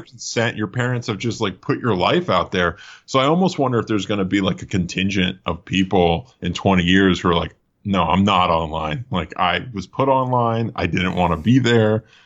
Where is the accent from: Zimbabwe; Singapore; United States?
United States; Allentown, Pennsylvania; moved away as an adult; also born or lived in Philadelphia; now in Los Angeles, United States; Originally, I was from outside of Philadelphia, um, Lehigh Valley area, like Allentown